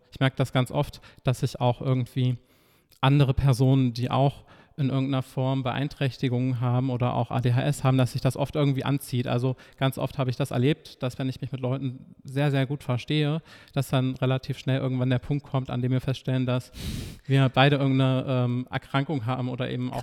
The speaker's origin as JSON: {"language": "German", "town": "Nordhausen", "region": "Thuringia", "country": "Germany", "tie": "born or raised there", "moved": "as an adult", "lives_now": "Leipzig, Germany", "said": "in meiner Heimat studiert, vier Semester. Was ist die Heimat? Ähm, Thüringen, also Nordhausen"}